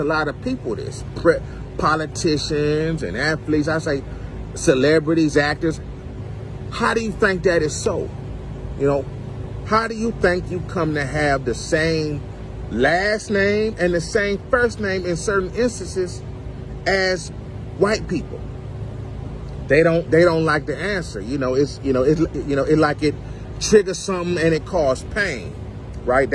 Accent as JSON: {"language": "English", "country": "United States", "said": "we African Americans"}